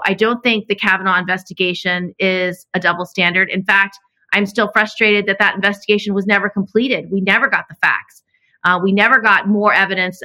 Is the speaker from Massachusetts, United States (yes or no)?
no; Albany, New York, United States; I'm from Albany